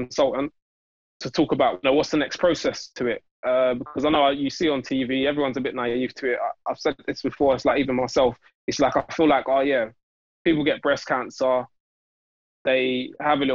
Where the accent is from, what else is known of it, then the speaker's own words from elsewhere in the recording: London, United Kingdom; I'm from Newham. So our like local hospital and medical trust is all to do with Newham